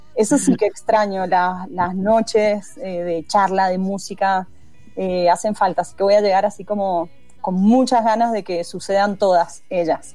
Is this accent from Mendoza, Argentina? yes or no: yes; Mendoza, Argentina; Yo soy de la calle Godoy Cruz, eh, crecí en Godoy Cruz entre Patricia y Mitre